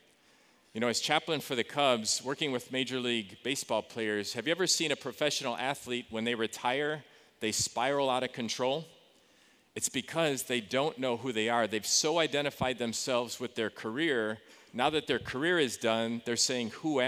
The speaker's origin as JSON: {"language": "English", "town": "Joliet", "region": "Illinois", "country": "United States", "tie": "born or raised there", "also_born_or_lived": "Starkville, Mississippi", "moved": "as an adult", "said": "I grew up in Joliet, Illinois"}